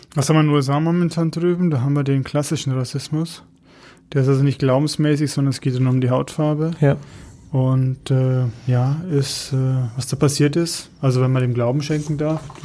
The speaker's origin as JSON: {"language": "German", "country": "Germany", "said": "als äh, Deutscher"}